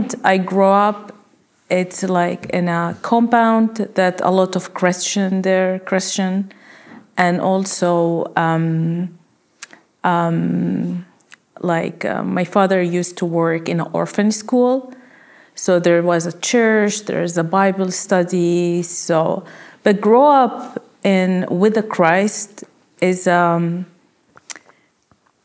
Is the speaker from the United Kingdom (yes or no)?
no; Jordan; moved away; I grew up in Jordan.